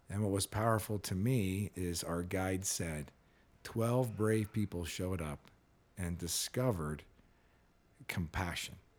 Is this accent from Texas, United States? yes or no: no; California, United States; I grew up in California